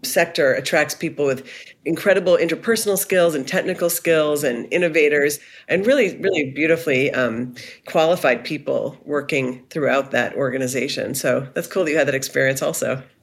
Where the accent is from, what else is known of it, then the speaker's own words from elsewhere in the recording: Cumberland, Maine, United States; I grew up in Cumberland, Maine, which is just outside of Portland